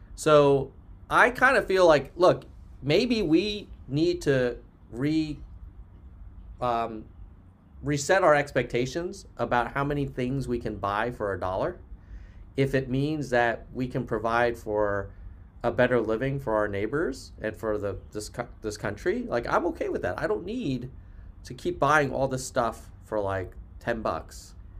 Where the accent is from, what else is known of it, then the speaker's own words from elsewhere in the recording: United States; as an American